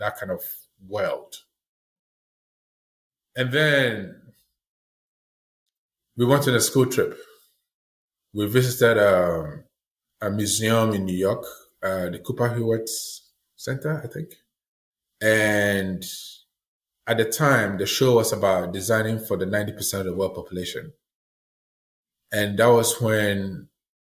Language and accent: English; Ghana; moved away as an adult; also born or lived in Italy; now in Maine, United States; growing up in Ghana